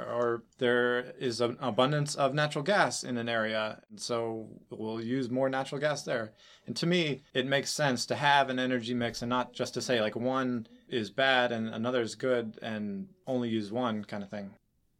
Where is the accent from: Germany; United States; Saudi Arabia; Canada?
Saudi Arabia; I grew up in Saudi Arabia, in a Saudi Aramco compound, Saudi Aramco being the Saudi National Oil Company.